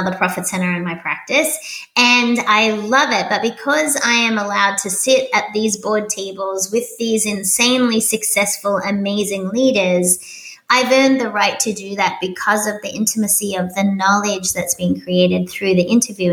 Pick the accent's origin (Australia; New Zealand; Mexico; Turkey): Australia; moved away as an adult; also born or lived in Sydney, Australia; now in Doylestown, United States; I'm little Australian